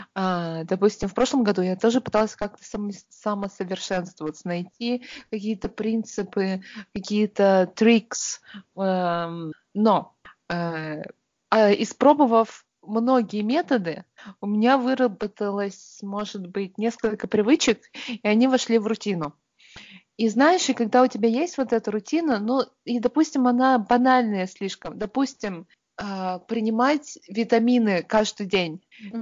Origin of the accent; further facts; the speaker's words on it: Perm, Perm Krai, Russia; moved away; с тех пор, как я уехала из Перми